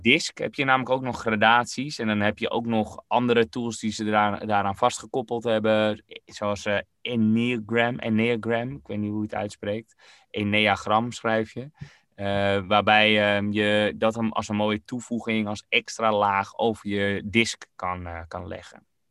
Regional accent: Netherlands; als Nederlanders

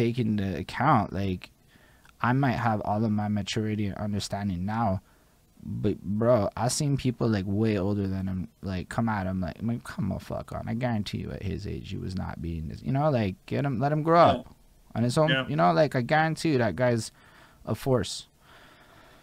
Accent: Montreal, Quebec, Canada; we're English people in Montreal.

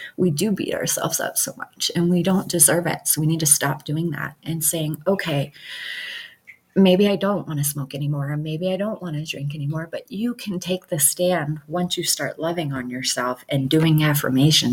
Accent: Michigan, United States; now in Montana, United States; I would have never met her if I didn't move to Montana, because I'm from Michigan

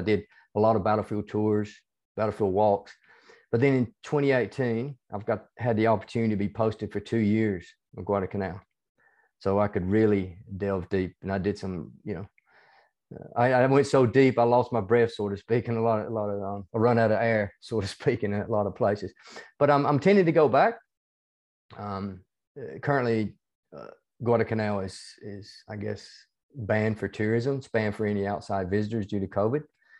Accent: the South, United States; accent: hybrid southern United States and Australian; moved away as an adult; now in Australia; Yeah, I'm originally from the United States. You can probably tell from my accent, even though it's a hybrid accent between

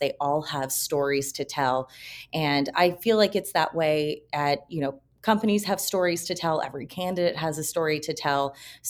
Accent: Kentucky, United States; No, but I grew up in Kentucky down the road from the Four Roses Distillery

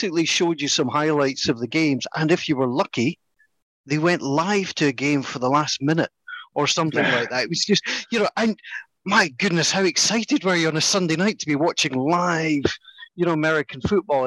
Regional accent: Scotland, United Kingdom; we come from Scotland

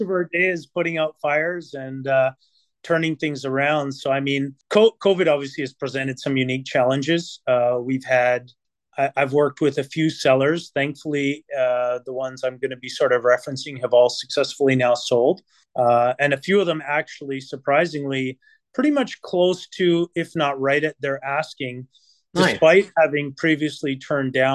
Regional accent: Vancouver, British Columbia, Canada; also born or lived in Italy / Toronto; now in Burlington, Canada; I am from Vancouver

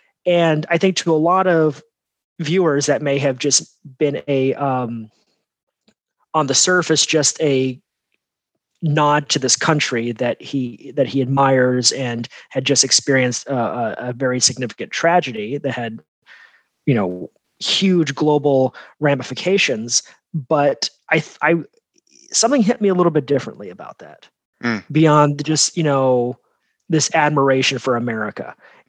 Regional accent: United States; my role as an American and my identity as American

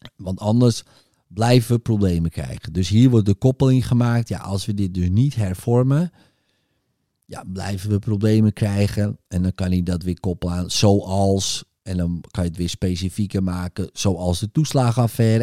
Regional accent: North Holland, Netherlands; ik kom uit Noord-Holland, kunt u horen.

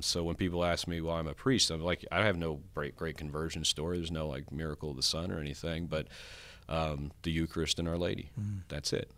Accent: Longview, Texas, United States; I grew up in Northeast Texas here in Longview

